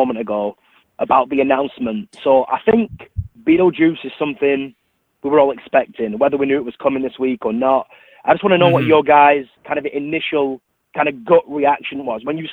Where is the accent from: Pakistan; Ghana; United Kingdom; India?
United Kingdom; England; now in United States; I'm from England originally. So, I mean, to answer your question as well, my family's still in England